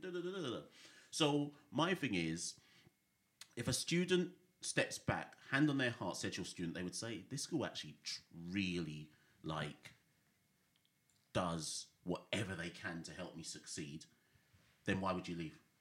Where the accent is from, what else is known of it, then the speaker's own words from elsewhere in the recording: Jamaica; also born or lived in Britain; now in United Kingdom; I was born in Jamaica. I've lived in Jamaica both as a youngster and as a teenager